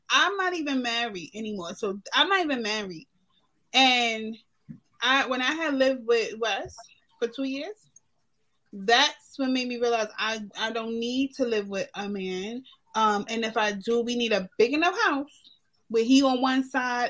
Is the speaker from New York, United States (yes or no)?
yes; New York City, New York, United States; But I was born in Kings County.